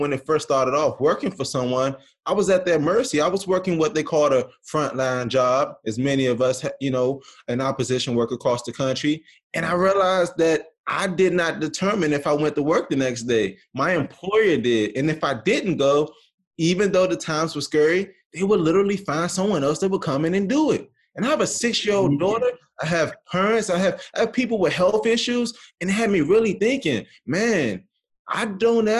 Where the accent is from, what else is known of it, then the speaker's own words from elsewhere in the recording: Washington, District of Columbia, United States; now in Morgantown, United States; I was born and raised in Washington, D.C., currently reside in Morgantown